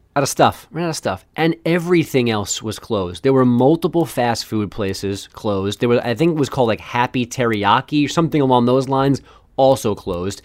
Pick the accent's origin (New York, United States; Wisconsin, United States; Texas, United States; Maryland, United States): New York, United States; I grew up in New York